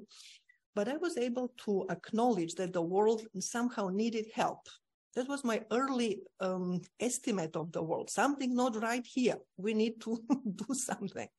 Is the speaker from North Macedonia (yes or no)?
yes; North Macedonia; I was born in Macedonia, lovely parents, my mom and dad